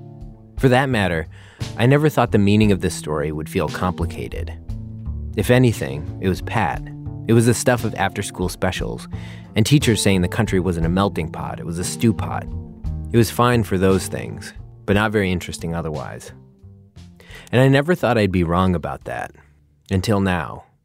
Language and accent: English; Milwaukee, Wisconsin, United States; my hometown, Milwaukee.